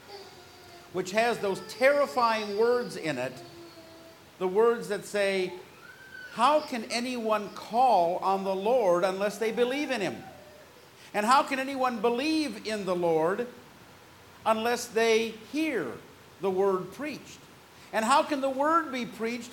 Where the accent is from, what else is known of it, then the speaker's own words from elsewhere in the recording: California, United States; I grew up in California